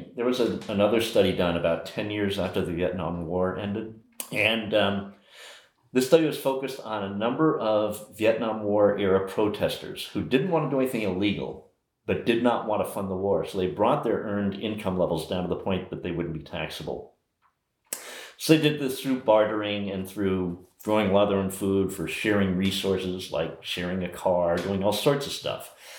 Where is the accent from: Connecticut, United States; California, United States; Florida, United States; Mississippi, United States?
Connecticut, United States; Old Greenwich; In old Greenwich, Connecticut.